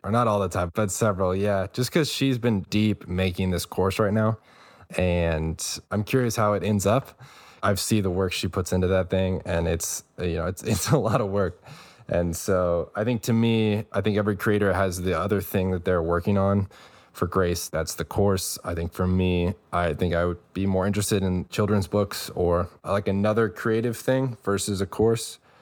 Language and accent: English; New Braunfels, Texas, United States; from, like, Central Texas, close to Austin, New Braunfels is the small town.